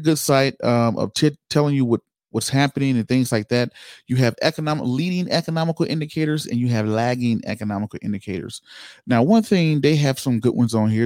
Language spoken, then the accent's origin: English; Georgia, United States; Georgia, my home state